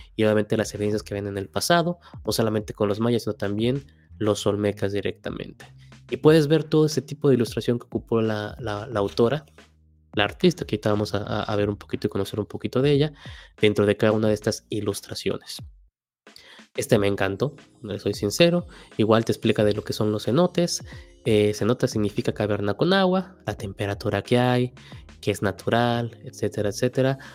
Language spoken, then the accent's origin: Spanish; Mexico; como mexicanos